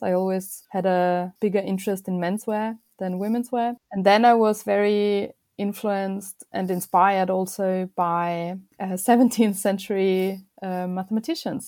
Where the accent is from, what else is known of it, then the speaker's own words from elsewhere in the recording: Vienna, Austria; moved away as an adult; now in London, United Kingdom; I was born in Vienna and was raised there as well.